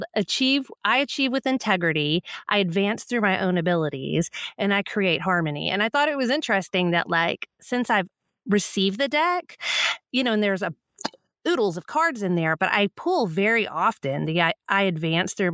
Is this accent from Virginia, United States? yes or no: no; Texas, United States; I still live in Texas